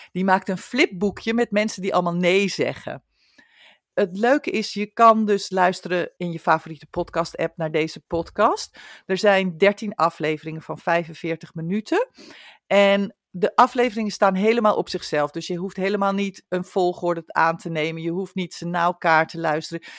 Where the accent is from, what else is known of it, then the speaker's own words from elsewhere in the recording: near IJmuiden, North Holland, Netherlands; moved away; in Emuiden. En dat is dan vlakbij waar ik vandaan kom